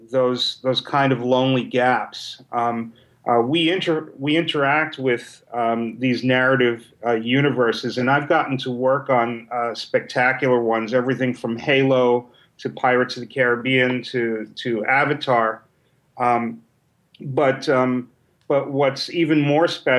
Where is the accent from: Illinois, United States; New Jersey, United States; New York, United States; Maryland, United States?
New York, United States; New York City; I was a kid from New York City that wasn't around many other nerds and geeks.